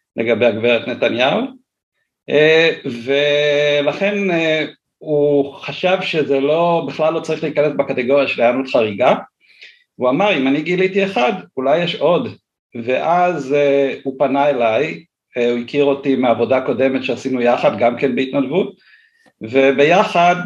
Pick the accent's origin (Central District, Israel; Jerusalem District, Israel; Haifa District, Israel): Central District, Israel; Ness Ziona; אני מאוד אוהב את נס ציונה, גדלתי פה, כאמור נולדתי פה